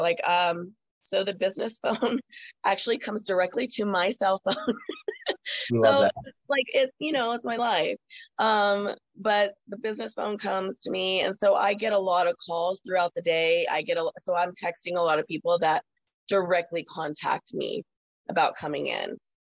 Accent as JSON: {"language": "English", "town": "Carlsbad", "country": "United States", "tie": "born or raised there", "said": "I'm from here. I was born and raised in Carlsbad. I'm from here, so I know a lot of people."}